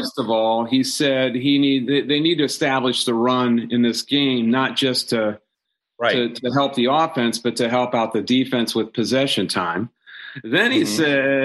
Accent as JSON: {"language": "English", "region": "Ohio", "country": "United States", "tie": "born or raised there", "moved": "yes", "lives_now": "Downingtown, United States", "said": "I grew up in Ohio"}